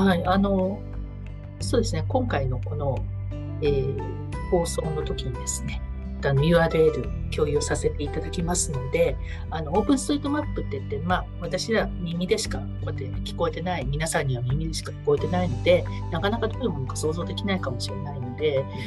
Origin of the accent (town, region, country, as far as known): Niigata, Japan; now in Sendai, Japan